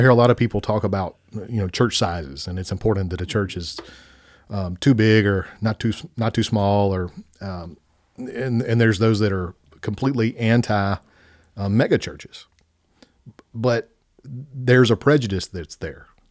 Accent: Spring Hill, United States; This is our hometown. This is where we went to K through twelve

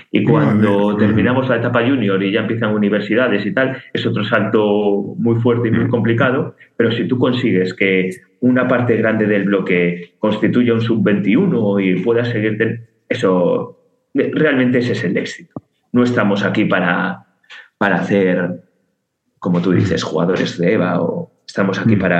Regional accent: León, Castile and León, Spain; now in Catalonia, Spain; yo que soy de León, como, creo que ya dije, pues eh, cuando ahora que estoy en Cataluña

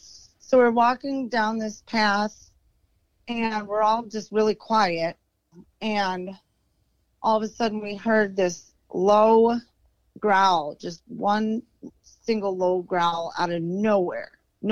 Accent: Chicago, Illinois, United States; Like I said, we're from Chicago, but yeah, so we got out of there.

